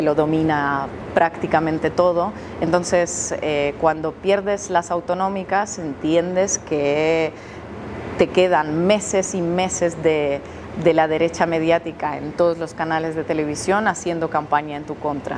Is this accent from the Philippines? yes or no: no; Russia; Yo soy rusa